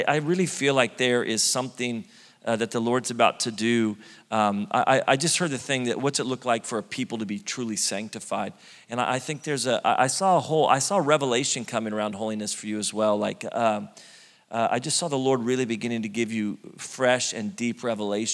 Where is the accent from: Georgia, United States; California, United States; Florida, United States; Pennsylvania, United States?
California, United States; Redding; moved away as an adult; now in Sacramento, United States; Born and raised Reading, California